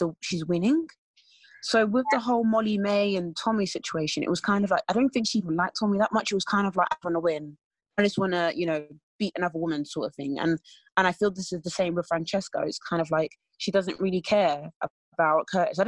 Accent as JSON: {"language": "English", "area": "Essex", "region": "East of England", "country": "United Kingdom", "said": "I'm from Essex."}